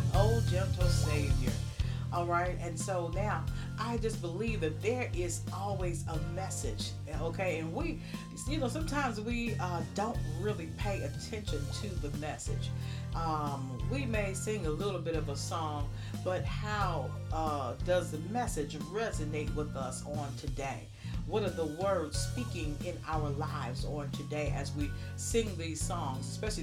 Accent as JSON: {"language": "English", "town": "Birmingham", "region": "Alabama", "country": "United States", "tie": "born or raised there", "said": "I had some great church experiences in the South growing up in Birmingham, Alabama."}